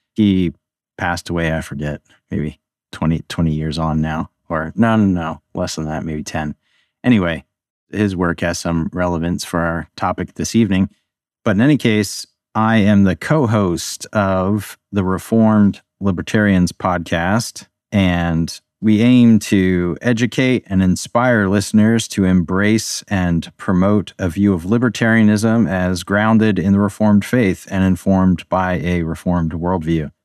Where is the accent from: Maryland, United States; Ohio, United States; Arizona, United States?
Maryland, United States; Baltimore; also born or lived in Budapest, Hungary; now in Pennsylvania, United States; I grew up in the Baltimore area, although now I'm living in middle Pennsylvania